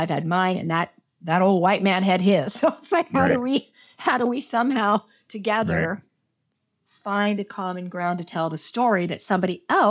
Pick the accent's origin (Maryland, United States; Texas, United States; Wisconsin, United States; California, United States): California, United States; Los Angeles; also born or lived in Houston, United States; I'm from Los Angeles.